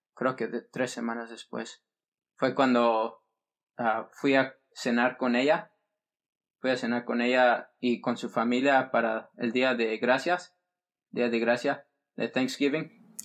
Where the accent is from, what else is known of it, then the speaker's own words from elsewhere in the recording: Fresno, California, United States; also born or lived in San Diego; Fresno, California, y donde, de donde soy yo, donde está toda mi familia